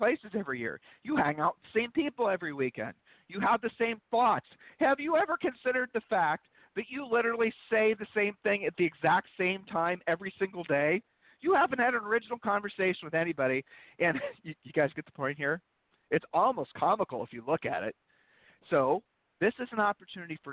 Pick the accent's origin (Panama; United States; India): United States; Columbus, Ohio; moved away; also born or lived in Georgetown; we're originally from Columbus, Ohio